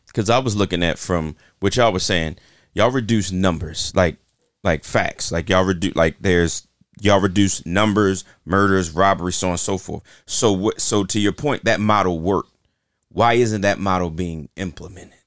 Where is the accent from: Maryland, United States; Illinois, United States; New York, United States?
Maryland, United States; Baltimore; I'm from South Baltimore